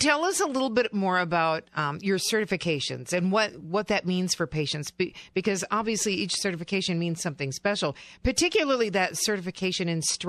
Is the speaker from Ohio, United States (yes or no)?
no; central Minnesota, United States; moved away as an adult; also born or lived in Kentucky; I lived in Kentucky for 20 years and always just wanted to be back home. You know, there's something about central Minnesota for sure.